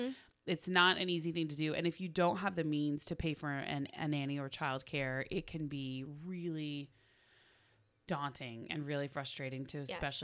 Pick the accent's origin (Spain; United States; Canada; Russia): United States; Oklahoma; moved away as an adult; I'm from Oklahoma.